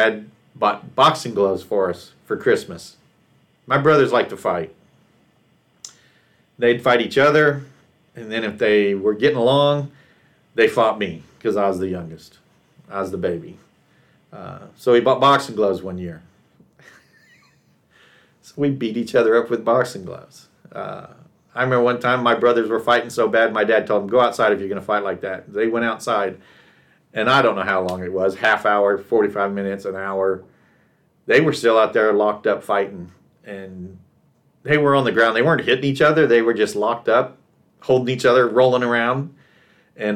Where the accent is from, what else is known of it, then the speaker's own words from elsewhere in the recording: Texas, United States; moved away; also born or lived in California / Rexburg, Idaho; a kid growing up in Texas